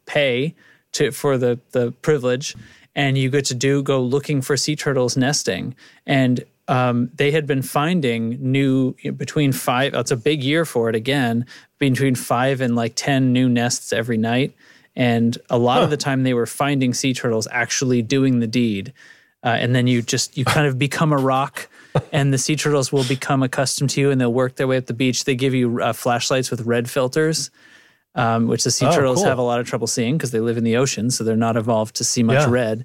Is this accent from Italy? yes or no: no; New England, United States; I grew up in New England